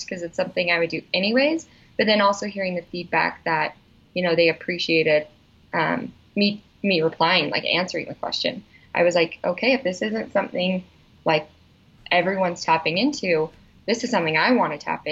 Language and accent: English; Salt Lake City, Utah, United States; So I'm from Utah. I grew up in Salt Lake.